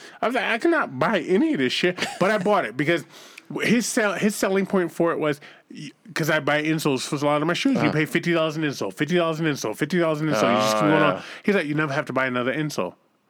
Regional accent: Boston, Massachusetts, United States; I'm from the hood, man. I grew up in Boston.

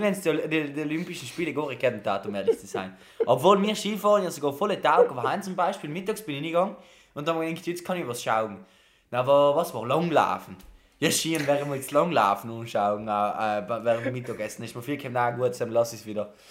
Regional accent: South Tyrol, Trentino-Alto Adige, Italy; moved away as an adult; now in Camerino, Italy; bei uns in Südtirol

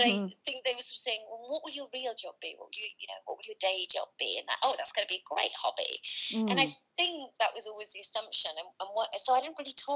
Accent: Teesside, North East England, United Kingdom; I'm from Teesside in the northeast of England

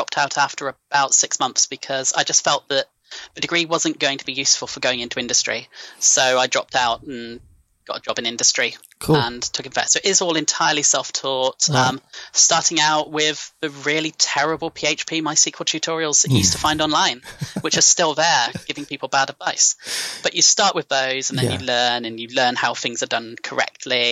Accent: Gloucestershire, South West England, United Kingdom; And Fastos is in my hometown. I grew up in Gloucestershire. It's where I'm from.

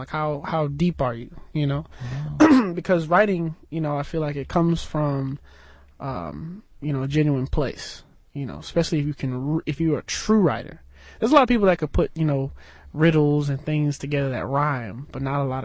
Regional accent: Nassau, New Providence, Bahamas; moved away; I'm from the Bahamas. I'm an island boy from Nassau.

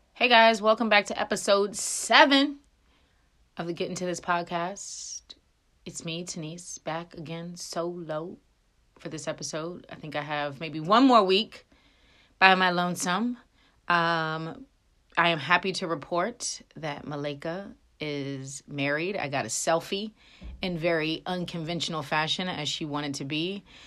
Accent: Frederick, Maryland, United States; I grew up in Frederick, Maryland

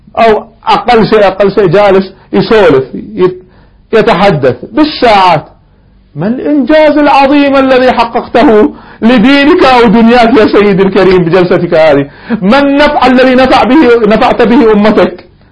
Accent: Kuwait; احنا عندنا في الكويت ديوانيات

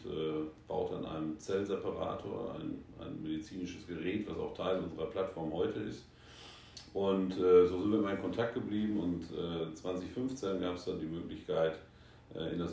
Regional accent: North Rhine-Westphalia, Germany; now in Asia; Äh, ich bin gebürtig aus dem Sauerland, lebe aber auch schon seit fast 20 Jahren in Asien.

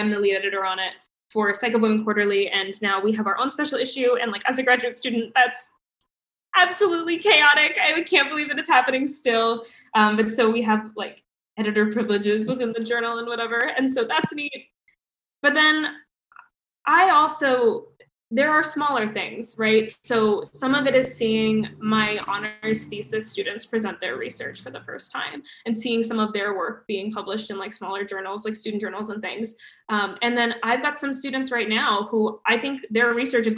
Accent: United States; moved away as an adult; now in Canada; me as an American

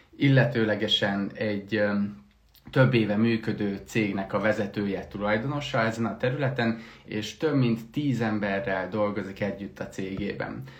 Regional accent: Heves, Hungary; én meg Heves megyei vagyok

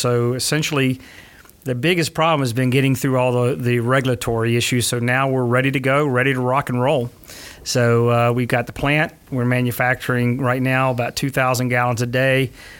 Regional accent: Macclenny, Florida, United States; also born or lived in Gainesville / Lake City / Bristol; I was born in Alachua General, if that tells you anything. Now it's North Florida Regional. But I was born there, moved to McClenny and lived in McClenny, Lake City, in a little town called Bristol, Florida on the west side of Tallahassee.

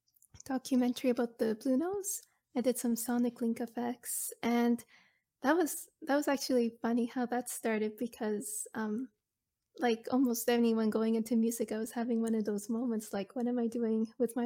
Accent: Chester, Nova Scotia, Canada; Like, I'm originally from the Chester Hubbards area.

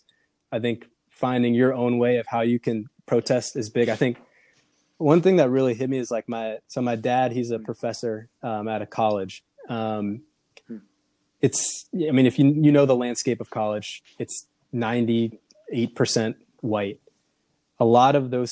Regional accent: Minneapolis, Minnesota, United States; moved away as an adult; now in Portland, United States; I came from Minneapolis, Minnesota. Minneapolis is very diverse. Where I grew up and sort of where I went to high school was not extremely diverse.

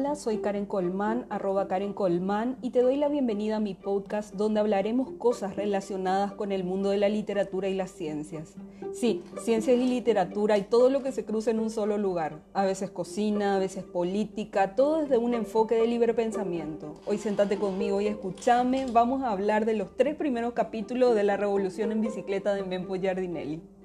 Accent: Paraguay; accent: Paraguayan border accent, half Brazilian-tinged; con nuestro guarañol, con nuestra cosa fronteriza con Brasil, nuestra tonada medio abrasilerada

